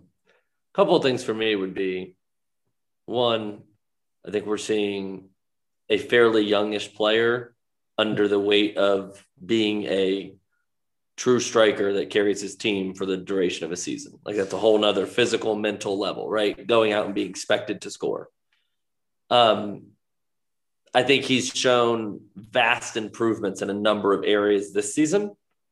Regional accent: United States; as an American

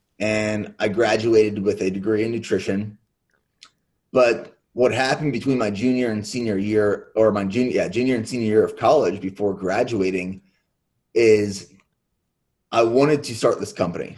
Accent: Pennsylvania, United States; And I grew up in Central Pennsylvania, dynamic family, where my dad's side of the family, they were all dairy farmers in Central Pennsylvania.

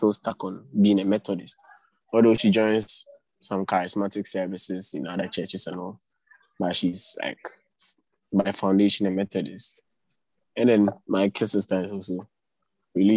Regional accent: Cape Coast, Central Region, Ghana; moved away as an adult; now in Accra, Ghana; I'm from Ghana. I live in Accra. And then I grew up in Cape Coast, but I did most of my schooling there

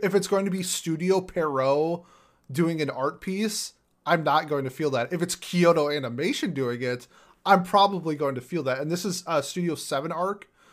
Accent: Minnesota, United States; I'm from Minnesota

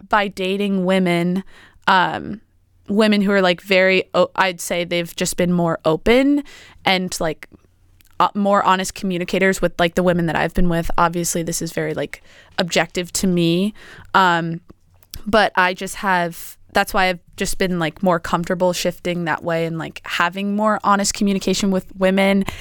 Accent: East Coast, United States; moved away as an adult; now in Oregon, United States; I'm from the East Coast.

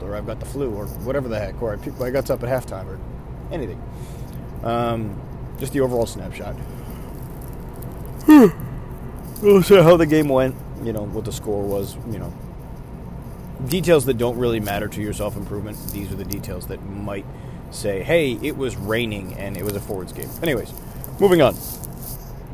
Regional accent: Buffalo, New York, United States; I'm from Buffalo, New York

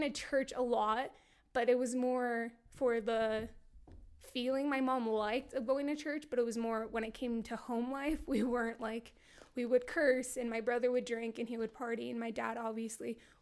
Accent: Idaho Falls, Idaho, United States; also born or lived in Utah; I was born in Utah, mostly raised here, East Idaho

